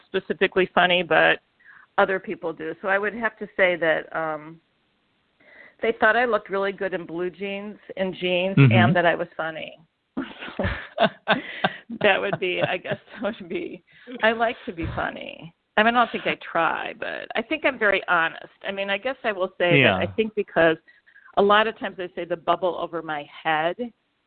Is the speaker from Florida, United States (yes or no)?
no; Chicago, Illinois, United States; also born or lived in New York / Iowa; I grew up in Chicago.